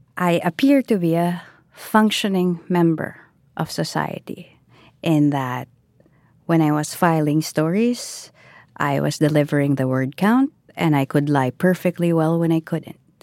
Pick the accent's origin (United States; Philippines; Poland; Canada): Philippines; I am Filipino.